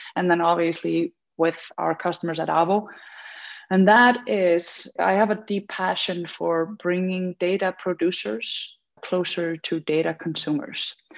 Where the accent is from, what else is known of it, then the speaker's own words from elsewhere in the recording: Iceland; I came back home and uh, to Iceland. I'm from Iceland